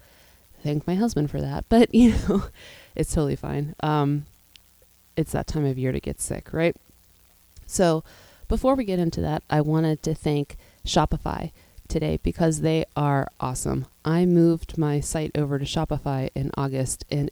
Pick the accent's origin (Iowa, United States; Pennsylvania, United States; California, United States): Pennsylvania, United States; Pittsburgh; I grew up in Pittsburgh, Pennsylvania